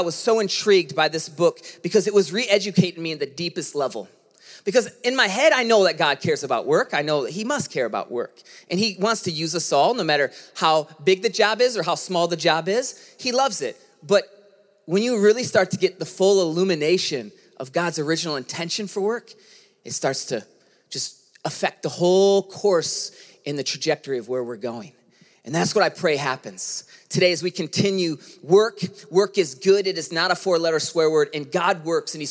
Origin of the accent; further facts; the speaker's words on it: United States; growing up in America